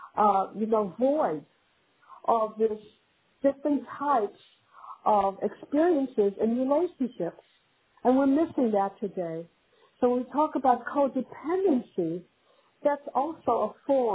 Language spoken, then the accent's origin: English; New Jersey, United States; also born or lived in Cleveland, Ohio; I'm from New Jersey